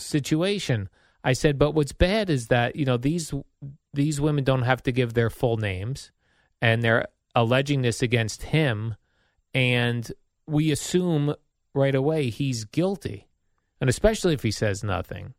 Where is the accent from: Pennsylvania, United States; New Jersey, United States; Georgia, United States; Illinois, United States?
New Jersey, United States; Jersey City; The hospital I was born in in Jersey City